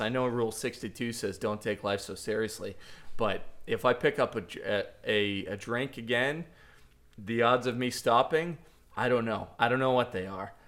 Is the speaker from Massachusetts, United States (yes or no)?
yes; Boston, Massachusetts, United States; moved away as an adult; now in Celebration, Florida, United States; I grew up in Boston